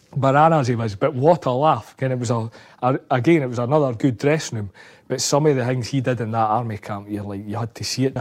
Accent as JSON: {"language": "English", "region": "Scotland", "country": "United Kingdom", "said": "Being a Scotsman"}